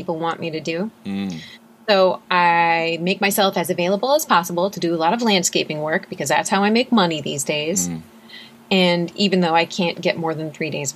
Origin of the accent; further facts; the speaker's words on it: Minnesota, United States; I grew up in Minnesota